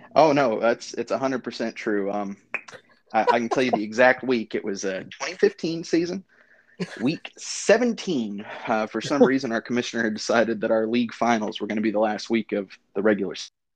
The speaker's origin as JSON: {"language": "English", "town": "Los Alamos", "region": "New Mexico", "country": "United States", "tie": "born or raised there", "moved": "yes", "lives_now": "Norman, United States", "said": "As a as a short white kid growing up in New Mexico"}